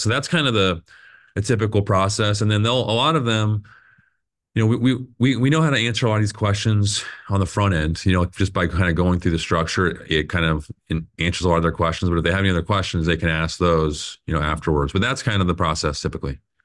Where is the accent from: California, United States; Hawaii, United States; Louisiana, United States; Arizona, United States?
Arizona, United States; Phoenix; I was born and raised here in Phoenix